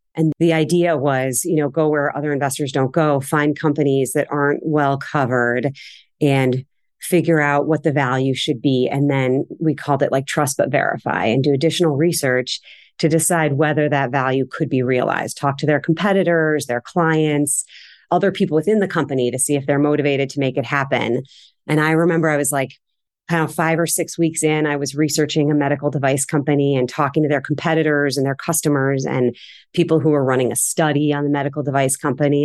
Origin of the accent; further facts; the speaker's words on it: Cleveland Heights, Ohio, United States; moved away as an adult; now in Boston, United States; I grew up in Cleveland. I was born and raised in Cleveland Heights on the east side